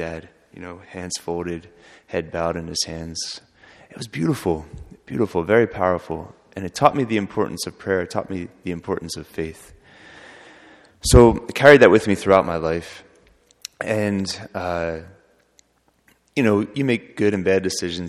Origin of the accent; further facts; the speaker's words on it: outside of Philadelphia, Pennsylvania, United States; I was born outside of Philadelphia, Pennsylvania, raised there, a very loving family.